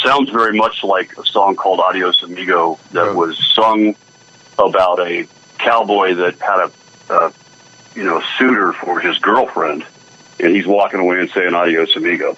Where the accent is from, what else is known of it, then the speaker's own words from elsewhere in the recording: Scottsdale, Arizona, United States; also born or lived in Tempe / San Francisco; Came back here to Scottsdale, where I kind of grew up. I was born in Tempe, Scottsdale area.